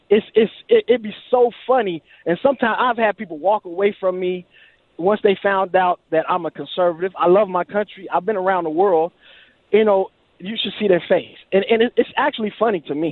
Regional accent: Alabama, United States; moved away; I'm originally from Alabama. I seen the Klan March when I was a kid, full dress

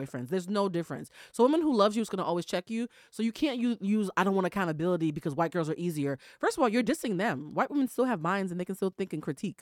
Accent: Boston, Massachusetts, United States; I'm from Boston, Massachusetts

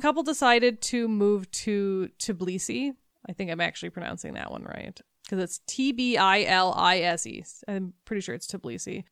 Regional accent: United States; I'm an American

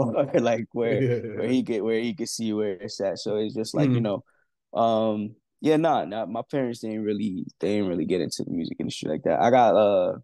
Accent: Yonkers, New York, United States; I went to school with Getty, like really close to Getty Square, but I live my majority of my life near Cross County

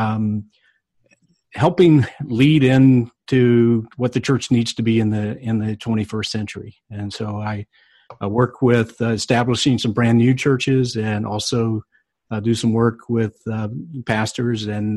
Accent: North Carolina, United States; I grew up in North Carolina, and my family was part of the church

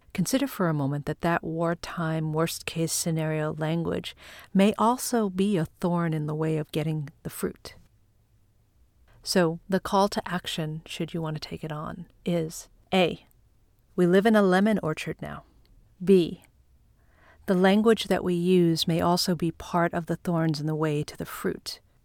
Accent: Long Island, New York, United States; now in Manhattan, United States; Growing up on Long Island and now living in Manhattan

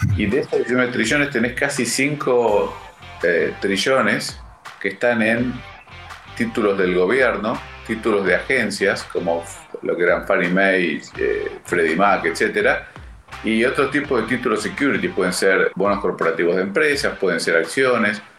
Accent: Argentina; como los argentinos que somos líderes mundiales en el tema

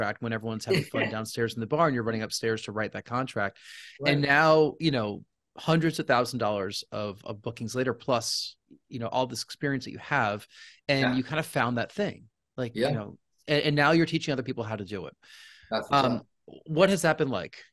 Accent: Rockland County, New York, United States; I'm a New Yorker, yeah. I'm from Rockland County, so just north

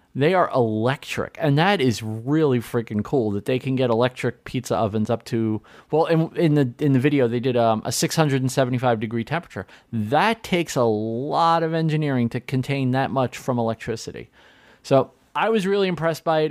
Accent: New York City, New York, United States; I grew up in New York City

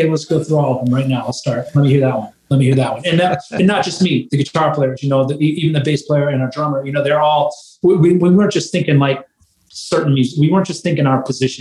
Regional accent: Michigan, United States; growing up in Michigan

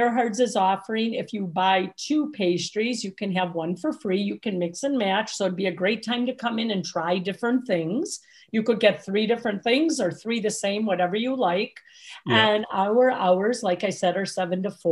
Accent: Milwaukee, Wisconsin, United States; moved away as an adult; also born or lived in Lake Forest, Illinois; I grew up in Milwaukee, born and raised

